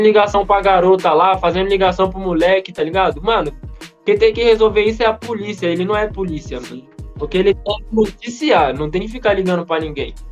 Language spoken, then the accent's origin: Portuguese; Brazil; eu sou brasileiro